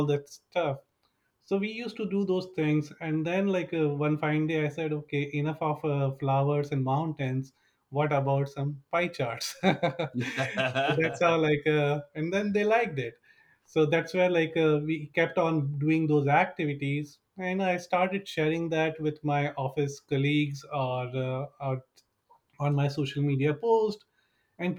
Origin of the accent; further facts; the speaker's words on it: India; moved away as an adult; now in Bay Area, United States; I've been in the US for last 17 years, originally from India